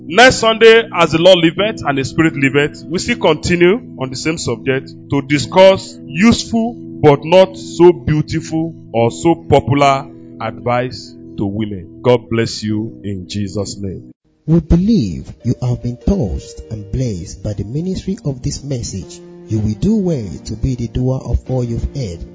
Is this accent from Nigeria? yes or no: yes; Yoruba land, Yorubaland, Nigeria; I was raised with grandmother in Yoruba land